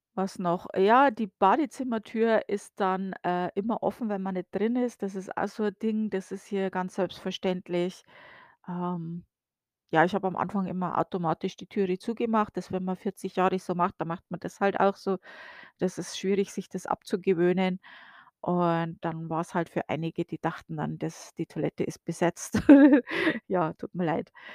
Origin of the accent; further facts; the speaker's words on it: Bavaria, Germany; moved away as an adult; now in United States; bei uns in Bayern